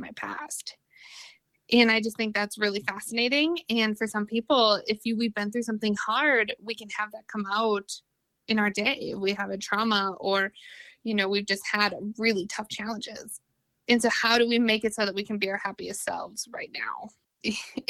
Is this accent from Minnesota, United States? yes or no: yes; Minnesota, United States; moved away; I'm originally from Minnesota, like a small, small town in Minnesota. And it was really hard growing up there